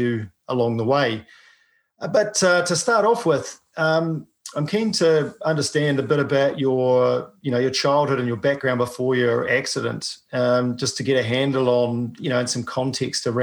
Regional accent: New Zealand; I'm a paraplegic from New Zealand

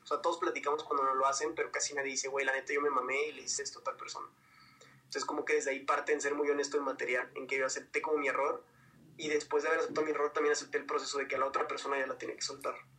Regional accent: Ciudad Juárez, Chihuahua, Mexico; moved away as an adult; now in Mexico City, Mexico; soy de Ciudad Juárez, entonces realmente la mitad de mi vida la crecí allá

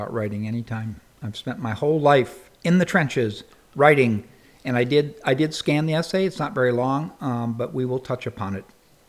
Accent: San Diego, California, United States; Well, I grew up in San Diego, which is a much bigger city now, and I'll be very brief about it. And it was really a surfer stoner culture that I grew up

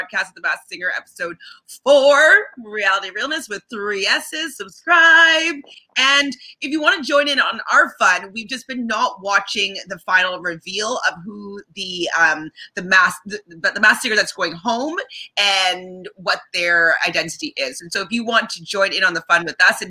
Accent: Canada; we're Canadian

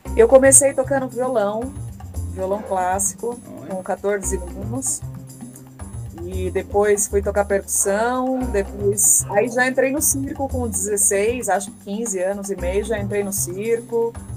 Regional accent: São Paulo, Brazil; sou da periferia da Zona Leste. Eu sou ali do ladinho da cidade de Tiradentes, na Quadro Juscelino. Cresci lá até os meus 19 anos, morei lá com a minha mãe.

